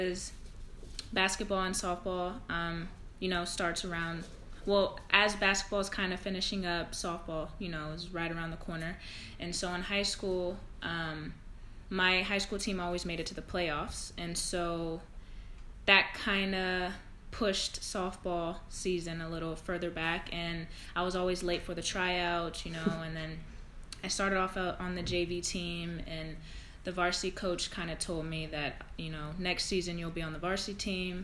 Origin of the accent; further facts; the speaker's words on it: Antioch, California, United States; also born or lived in Pittsburg, California; now in Limassol, Cyprus; I grew up in a city called Antioch. It's a little outside of the Bay Area